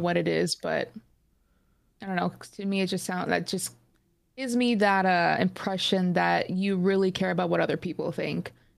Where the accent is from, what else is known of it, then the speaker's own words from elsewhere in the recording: Phoenix, Arizona, United States; I'm from Phoenix, Arizona.